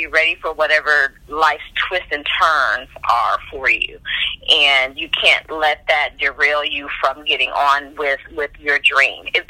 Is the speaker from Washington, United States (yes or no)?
no; Highland Hills, Ohio, United States; moved away; also born or lived in Warrensville Heights, Ohio / Atlanta; I grew up, we were in Highland Hills, so not necessarily Warrensville, but we used the Warrensville school systems